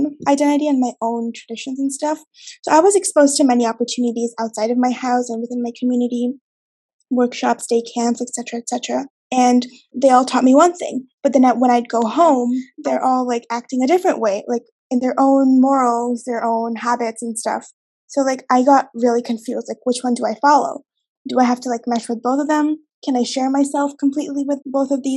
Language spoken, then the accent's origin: English; Canada; also born or lived in Bangladesh; I was born in Bangladesh and I moved to Canada when I was 6 years old